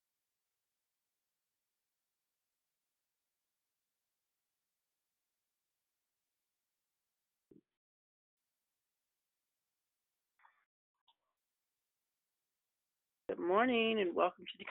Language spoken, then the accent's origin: English; the Bay Area, California, United States; I'm from the Bay Area, but not Richmond